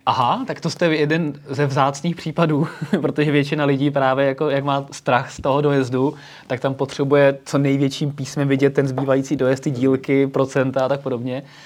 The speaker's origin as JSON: {"language": "Czech", "country": "Slovakia", "said": "U nás na Slovensku"}